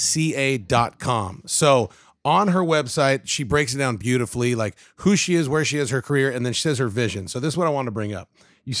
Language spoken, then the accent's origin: English; Covina, California, United States; moved away as an adult; I'm from Covina, California, Southern California, SGV. I played football there.